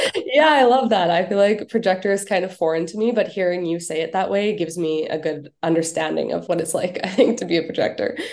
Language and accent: English; Canada; moved away as an adult; also born or lived in Bali / Winnipeg; I'm too Canadian for that weather